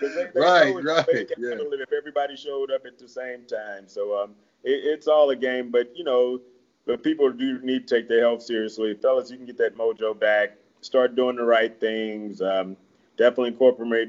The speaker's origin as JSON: {"language": "English", "region": "Midwest", "country": "United States", "moved": "yes", "lives_now": "Mesa, United States", "said": "I'm from the Midwest, heavy meat and potato country"}